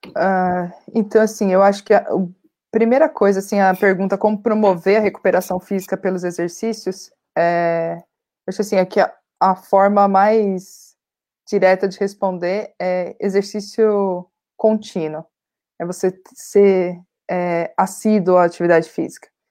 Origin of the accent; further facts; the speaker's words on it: Santo André, São Paulo, Brazil; Eu sou de Santo André, né, do ABC Paulista